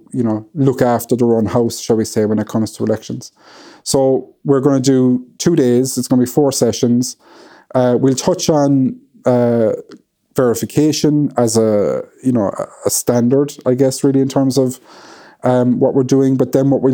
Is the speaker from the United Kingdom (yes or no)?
no; Ireland; being Irish